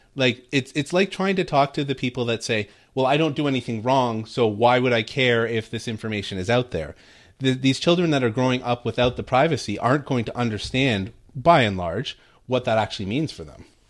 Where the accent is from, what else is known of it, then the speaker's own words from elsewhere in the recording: Canada; first language English; now in United States; for us as Canadians and natural born English speakers